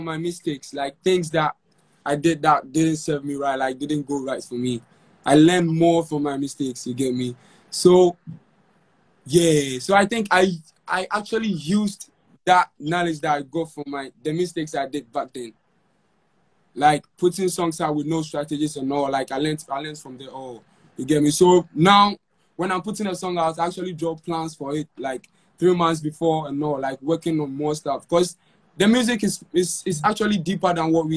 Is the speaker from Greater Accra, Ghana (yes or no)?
no; Konongo, Ashanti, Ghana; my hometown, Konongo